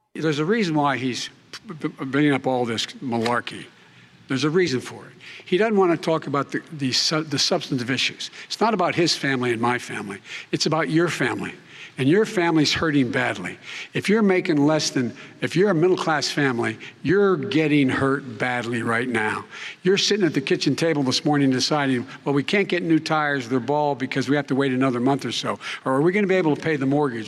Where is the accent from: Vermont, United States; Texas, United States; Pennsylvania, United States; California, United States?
Pennsylvania, United States; Scranton; moved away; also born or lived in Claymont, Delaware; the middle-class families like I grew up in Scranton and Claymont